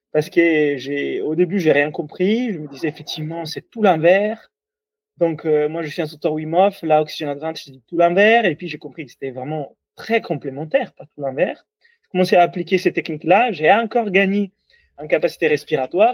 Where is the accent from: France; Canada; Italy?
Italy; accent: Italian; French is a second language; moved away; comme vous entendez de mon accent, je suis toulousain, ah non non, italien.